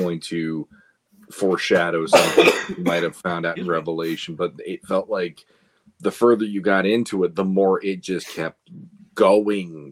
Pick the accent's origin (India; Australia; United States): United States; we are still like Americans because that's where we hail from